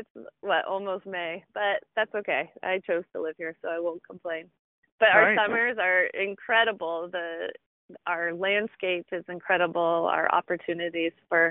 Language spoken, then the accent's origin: English; Orange County, California, United States; moved away as an adult; also born or lived in Buffalo, New York; I grew up in Southern California, a little town called Orange County, California.